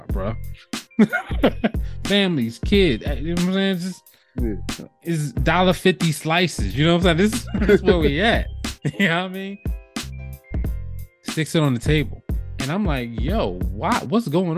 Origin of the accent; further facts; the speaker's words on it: New Jersey, United States; moved away as an adult; growing up in Jersey, we don't have a lot of guns around